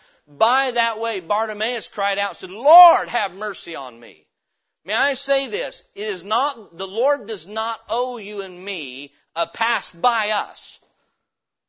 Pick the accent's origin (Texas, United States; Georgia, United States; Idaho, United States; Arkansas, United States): Idaho, United States; I'm from Idaho